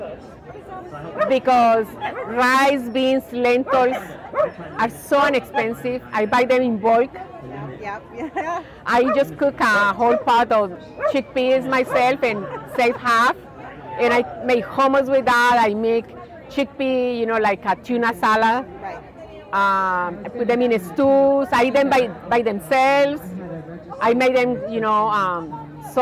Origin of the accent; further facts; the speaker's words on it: Colombia; now in United States; I'm originally from Colombia